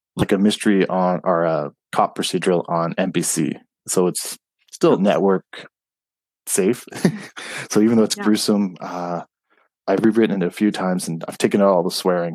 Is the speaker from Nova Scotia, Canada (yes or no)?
no; Montreal, Quebec, Canada; I was born in Montreal